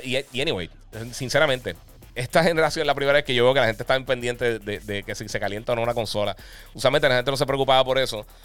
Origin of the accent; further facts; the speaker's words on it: Puerto Rico; Nosotros somos territorio norteamericano